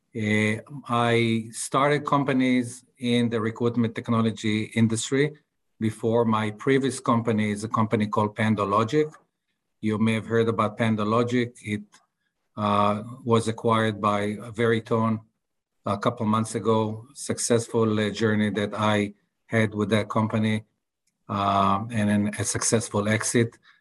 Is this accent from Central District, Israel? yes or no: no; Tel Aviv, Tel Aviv District, Israel; English is a second language; as you can see from my accent, I'm not from Texas, I'm from Tel Aviv